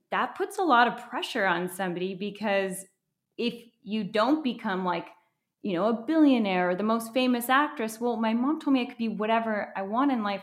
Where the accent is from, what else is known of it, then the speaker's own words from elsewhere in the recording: Wisconsin, United States; moved away as an adult; also born or lived in Minnesota; now in Los Angeles, United States; I grew up in Wisconsin